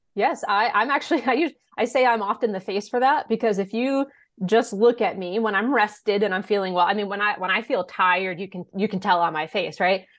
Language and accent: English; Blackstone, Massachusetts, United States; moved away as an adult; also born or lived in Westfield, Massachusetts; now in Franklin, United States; I grew up in Blackstone